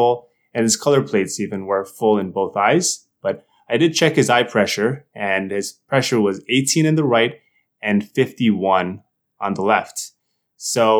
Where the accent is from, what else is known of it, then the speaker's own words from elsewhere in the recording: New Jersey, United States; moved away as an adult; also born or lived in Boston, United States; now in New Haven, United States; I'm from New Jersey.